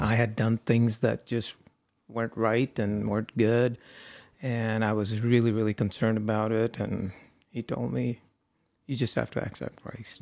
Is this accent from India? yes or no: yes; India; moved away as an adult; now in United States; I grew up in India for the first twenty-one years. Then I came to the U S